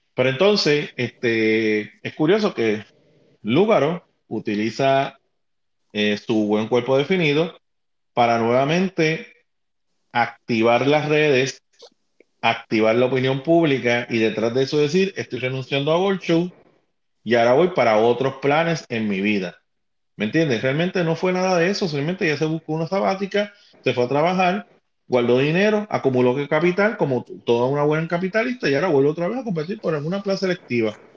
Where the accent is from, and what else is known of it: Puerto Rico